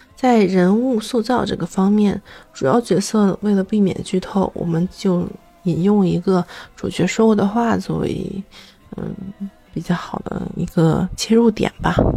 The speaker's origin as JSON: {"language": "Chinese", "country": "China", "said": "咱作为中国人"}